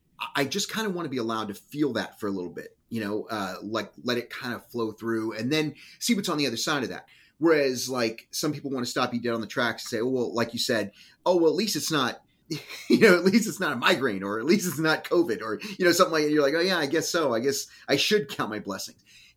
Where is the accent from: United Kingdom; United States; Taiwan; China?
United States; Texas; being from Texas